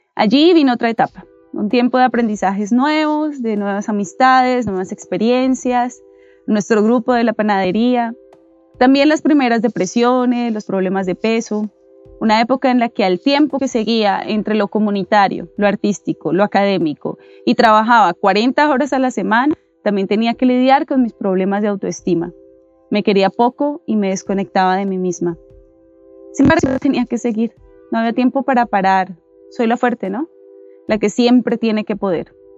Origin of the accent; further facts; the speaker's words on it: Bogotá, Colombia; Soy bogotana y como llegué a Usme a los ocho años, me considero usmeña